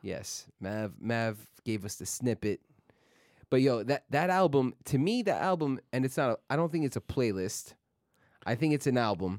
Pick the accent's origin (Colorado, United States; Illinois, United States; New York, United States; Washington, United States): New York, United States; New York City; I was born in Queens, grew up in Queens